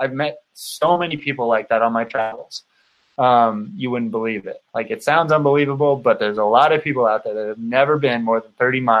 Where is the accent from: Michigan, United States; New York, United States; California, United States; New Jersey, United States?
California, United States; moved away as an adult; now in Utah, United States; Because I'm from the United States. I grew up in Southern California. When I was 22 or something like that, I moved to Utah on my own